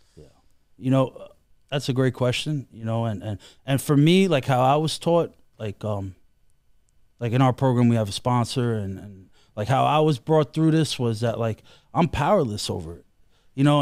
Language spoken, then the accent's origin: English; New York City, New York, United States; I am from Queens, and, and, uh, You know, like, Bayside